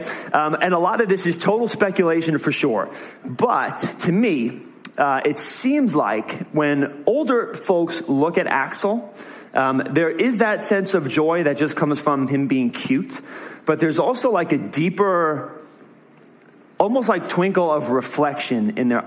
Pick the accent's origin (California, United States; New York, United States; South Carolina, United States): New York, United States; moved away as an adult; now in New England, United States; I'm from New York